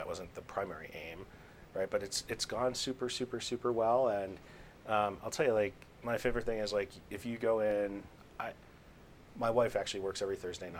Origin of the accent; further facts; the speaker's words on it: Boston, Massachusetts, United States; Like I'm from Boston.